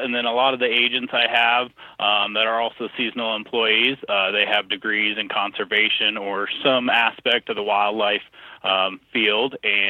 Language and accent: English; Colorado, United States; So I grew up in Colorado, so Colorado native.